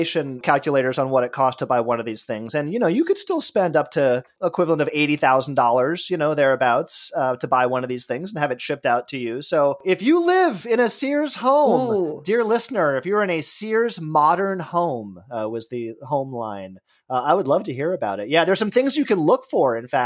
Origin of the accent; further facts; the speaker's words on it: Los Angeles, California, United States; I grew up in Los Angeles